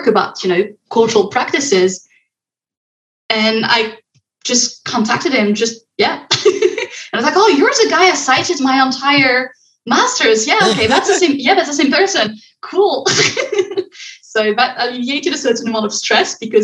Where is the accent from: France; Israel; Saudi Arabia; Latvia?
France; moved away as an adult; now in Montreal, Canada; I'm based in Montreal at the moment, but I'm originally from France.